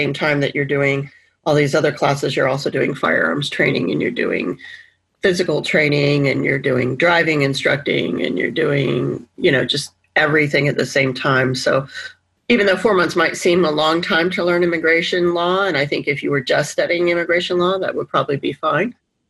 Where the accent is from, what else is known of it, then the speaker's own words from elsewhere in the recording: Alabama, United States; moved away; So I grew up in Alabama and didn't really have much exposure, obviously, to the Southwest border. And I am not Hispanic. I'm a white woman.